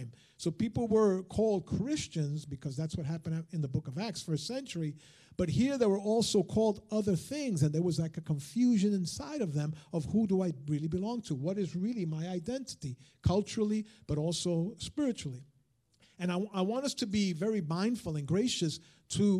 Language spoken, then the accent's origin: English; United States; first language Spanish; English is a second language; I'm also an American Hispanic. I'm born and raised and I'm a citizen. I'm a third generation American